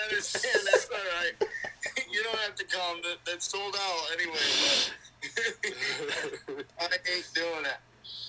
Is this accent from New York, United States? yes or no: yes; Versailles, New York, United States; we're from New York